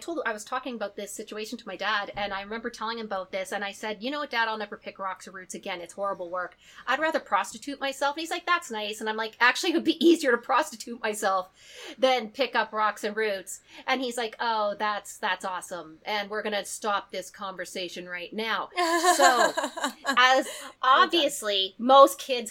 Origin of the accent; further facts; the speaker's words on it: Canada; as a Canadian